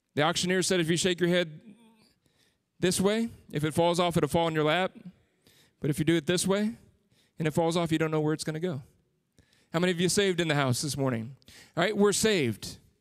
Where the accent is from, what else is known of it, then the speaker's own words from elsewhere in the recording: San Antonio, Texas, United States; moved away as an adult; I grew up in San Antonio, was there for thirty-five years